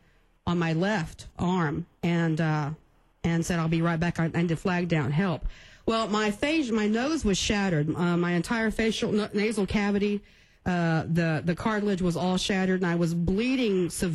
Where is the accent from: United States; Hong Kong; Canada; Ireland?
United States; Karnes City, Texas; Carn City, Texas, my hometown